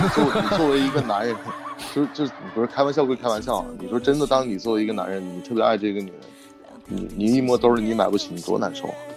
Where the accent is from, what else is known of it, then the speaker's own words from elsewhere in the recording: Hulunbuir, Inner Mongolia, China; moved away; also born or lived in Beijing; 我在呼伦贝尔，还在呼伦贝尔